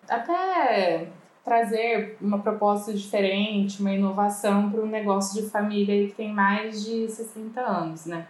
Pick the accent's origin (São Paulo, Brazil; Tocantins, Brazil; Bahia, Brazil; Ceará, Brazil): São Paulo, Brazil; Ribeirão Preto; Eu sou daqui de Ribeirão Preto